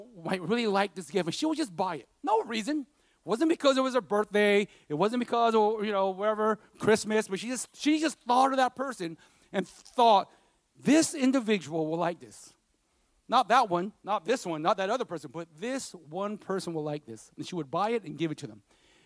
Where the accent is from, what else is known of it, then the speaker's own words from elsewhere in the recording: Stockton, California, United States; I grew up in South Stockton